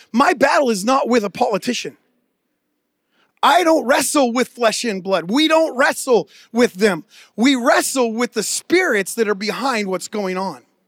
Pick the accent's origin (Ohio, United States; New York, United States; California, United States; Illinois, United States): California, United States; near San Francisco; growing up near San Francisco